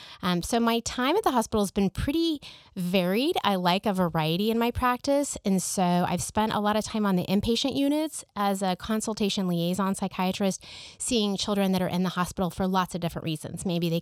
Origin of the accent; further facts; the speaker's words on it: Kansas City, United States; also born or lived in Nebraska; So I grew up here in Kansas City, and I graduated from the University of Kansas for medical school. Went to Creighton University in Nebraska for my undergraduate degree.